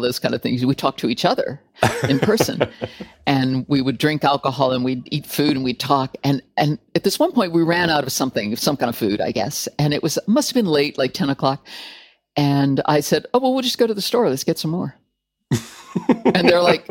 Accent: California, United States; moved away as an adult; also born or lived in Macedonia; now in United Kingdom; I'm from California

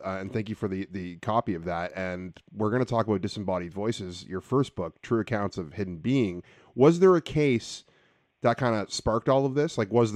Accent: Ontario, Canada; now in British Columbia, Canada; I'm from Ontario. I live in BC now

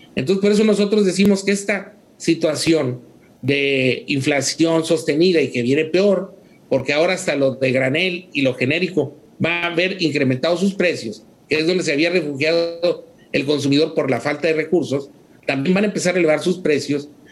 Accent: Mexico; los consumidores mexicanos somos, bueno, los mexicanos somos muy resilientes

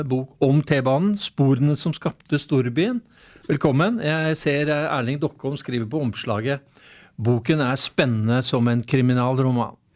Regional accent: Oslo, Norway; når jeg vokste opp på Bokerud, så når jeg så denne T-en, så tenkte jeg bare der er byen.

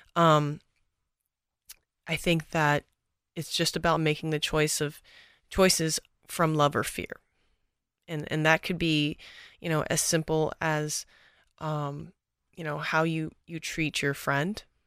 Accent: Texas, United States; now in Los Angeles, United States; I'm from Texas originally, born and raised.

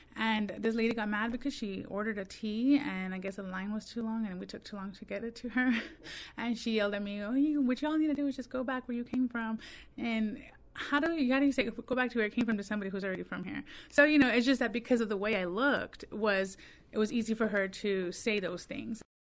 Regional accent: Texas, United States; moved away; I'm actually from Texas. Um, all of my family is from Texas

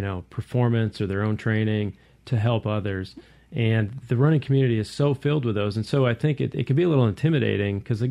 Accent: Iowa, United States; now in Mississippi, United States; I grew up in Iowa

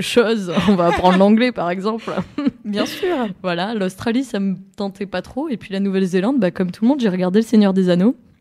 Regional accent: France; je suis née dans les Pyrénées, euh, donc euh, au sud-sud de la France, vraiment à la frontière de l'Espagne

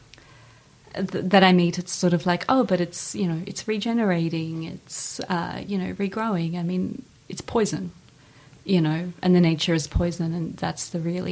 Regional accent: Ukraine; moved away; I was born right after Chernobyl in Ukraine

